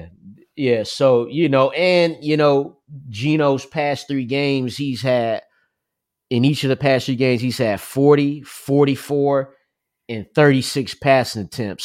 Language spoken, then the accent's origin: English; New Jersey, United States; I'm from New Jersey